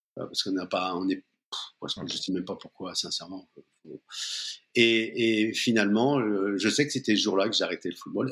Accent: Seine-Saint-Denis, Île-de-France, France; je viens plutôt de la banlieue parisienne, du 9-3 où je, suis né. Hum, j'ai vécu dans les cités

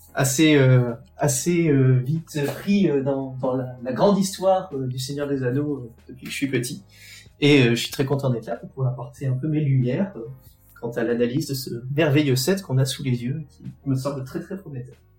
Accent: Toulouse, Occitania, France; now in Reims, France; je suis de Toulouse

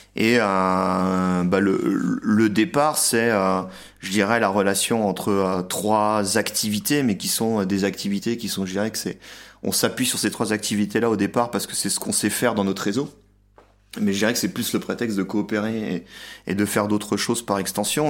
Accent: France; moved away as an adult; now in Budapest, Hungary; j'ai quitté la France pour venir m'installer en Hongrie

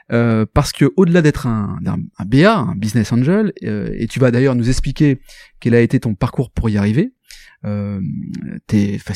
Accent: Paris, Île-de-France, France; moved away; Alors c'est moi le parisien de l'histoire.

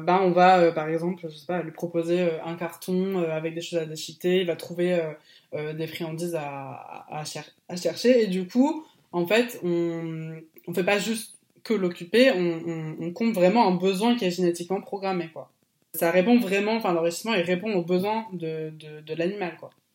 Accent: Bordeaux, Nouvelle-Aquitaine, France; also born or lived in Poitiers; now in Bordeaux, France; moi depuis petit je suis de Bordeaux

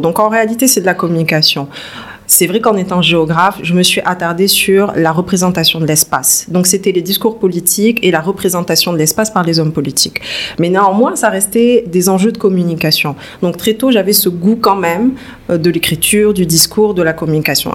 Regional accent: Toulouse, Occitania, France; moved away as an adult; also born or lived in Bordeaux; now in Dakar, Senegal; je suis née en France, fin des années 80, dans le sud de la France, à Toulouse. Une famille euh, assez modeste, j'ai eu une enfance assez calme. Donc jusqu'à 18 ans, j'ai vécu à Toulouse

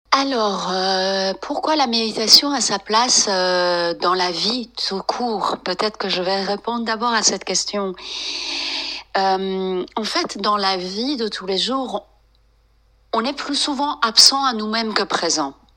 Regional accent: France; also born or lived in Iran; j'ai d'origine iranienne, mais j'ai grandi en France

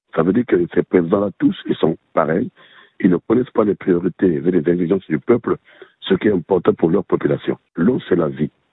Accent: Republic of the Congo; moved away; Chez moi, au Congo Brazzaville

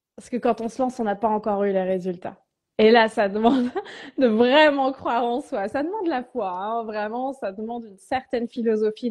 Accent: Tours, Centre-Val de Loire, France; pendant trois ans dans ma ville natale à Tours

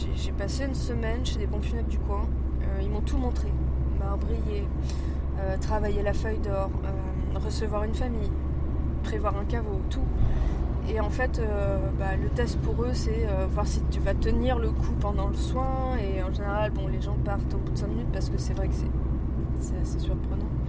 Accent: Paris, Île-de-France, France; Ma mère, d'ailleurs, quand j'étais petite à Paris, nous emmenait goûter euh, au Père Lachaise

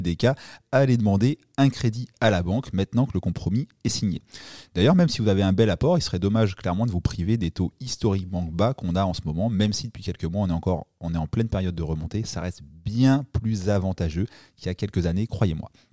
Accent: Normandy, France; je suis normand

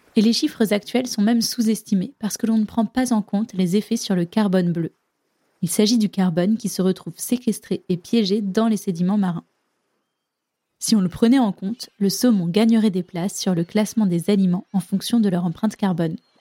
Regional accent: France; chez nous, en France

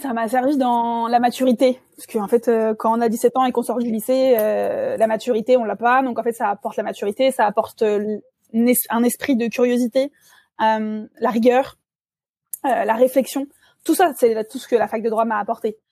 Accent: the West, western France, France; moved away as an adult; also born or lived in Angers / Bordeaux; now in Dijon, France; je suis originaire de l'Ouest

